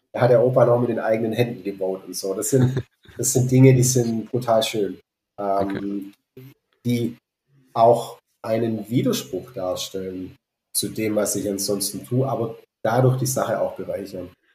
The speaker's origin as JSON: {"language": "German", "area": "Fils Valley", "region": "Baden-Württemberg", "country": "Germany", "tie": "born or raised there", "also_born_or_lived": "Berlin", "said": "Ich bin hier im Filztal aufgewachsen."}